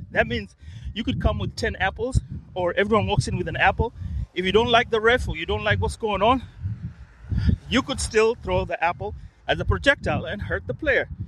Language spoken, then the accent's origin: English; Kenya; All right. I'm from Kenya.